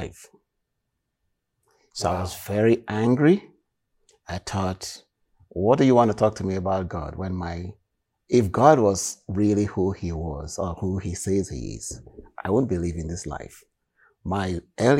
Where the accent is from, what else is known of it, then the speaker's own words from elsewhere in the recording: Warri, Delta, Nigeria; moved away as an adult; now in Canada; I was born in Delta, in a city called Warri